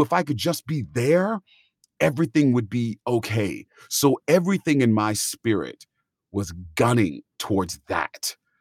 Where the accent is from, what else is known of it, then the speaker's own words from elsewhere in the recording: California, United States; moved away; I was from California